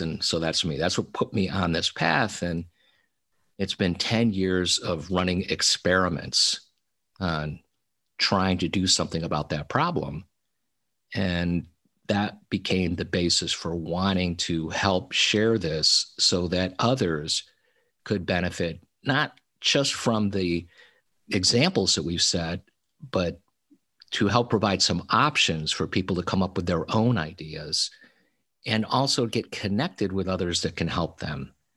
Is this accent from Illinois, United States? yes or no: no; Little Falls, New York, United States; moved away as an adult; also born or lived in Silicon Valley, California; my hometown of Little Falls, New York